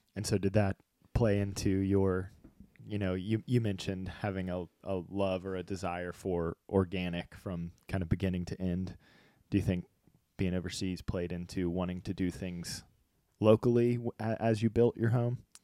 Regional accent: Virginia Beach, Virginia, United States; moved away; growing up in Virginia Beach

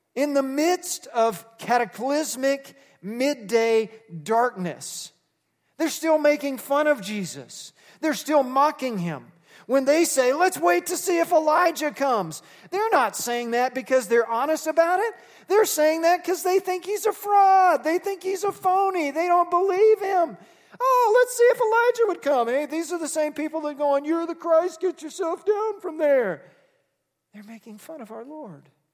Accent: Texas, United States; I was raised Baptist in Texas

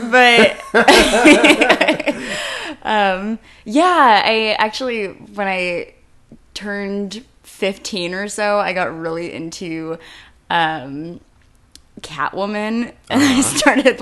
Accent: Saratoga, California, United States; I grew up in the Bay Area

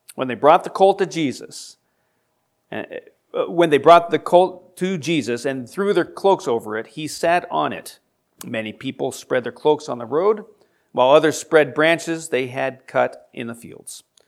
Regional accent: United States; we as Americans

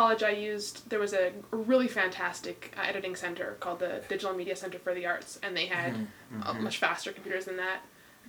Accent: Ottawa, Ontario, Canada; I'm from Canada originally.

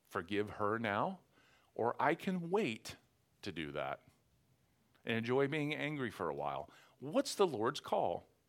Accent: Western Pennsylvania, United States; also born or lived in Philadelphia area; now in Philadelphia, United States; I'm from Western Pennsylvania

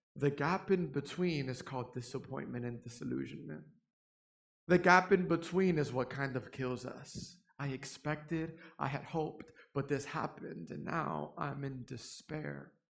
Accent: New York City, New York, United States; now in Fort Worth, United States; I'm originally from New York City, born and raised there

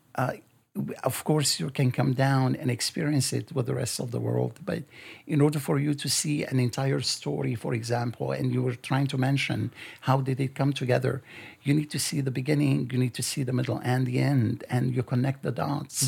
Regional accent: Lebanon; now in United States; I was born in Lebanon and I grew up in Lebanon.

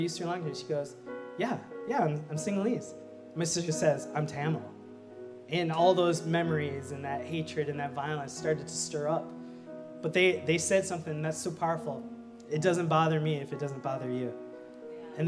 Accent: Minnesota, United States; I was born in Minnesota. I'm the only one in my family born in Minnesota

